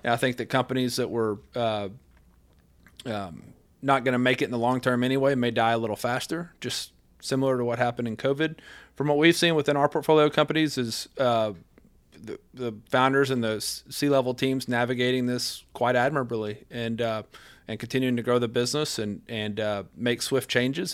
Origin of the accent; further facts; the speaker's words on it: West Texas, United States; since I was a little bitty guy growing up in West Texas